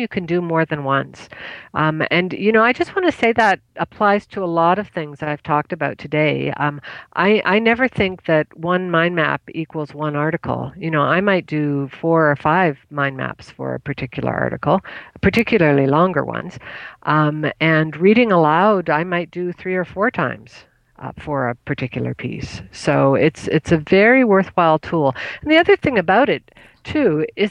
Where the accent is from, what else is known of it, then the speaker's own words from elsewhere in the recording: Canada; I'm Canadian